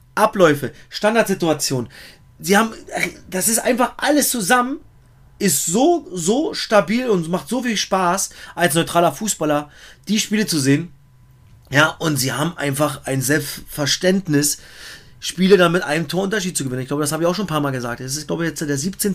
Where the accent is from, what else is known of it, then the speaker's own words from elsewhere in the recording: Germany; bei uns in Deutschland